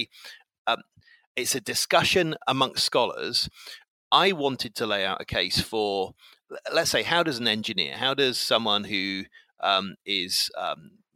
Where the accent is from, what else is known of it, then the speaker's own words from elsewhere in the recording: England, United Kingdom; I'm 48 and I'm English